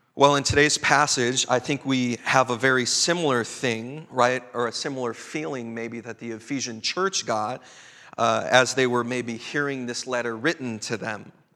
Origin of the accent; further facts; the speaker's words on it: Chicago, Illinois, United States; also born or lived in Twin Cities, Minnesota; now in Bellingham, United States; My own cultural sensibilities growing up in Chicago, coming of age in the Twin Cities